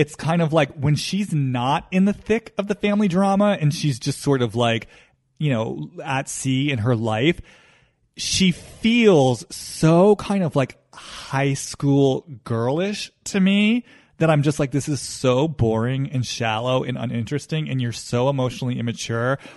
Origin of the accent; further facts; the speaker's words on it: East Coast, United States; now in Los Angeles, United States; I grew up on the East Coast. I live in Los Angeles